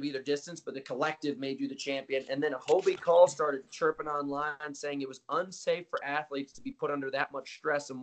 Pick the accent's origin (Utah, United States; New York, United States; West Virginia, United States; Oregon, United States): New York, United States; New York City; moved away as an adult; also born or lived in Connecticut / Rhode Island / Malibu, California; now in Boulder, Colorado, United States; I'm a New York City kid. My whole family's still in New York City, like, except for my mother. She's in Rhode Island, but I was born in New York City, raised in Connecticut, in New York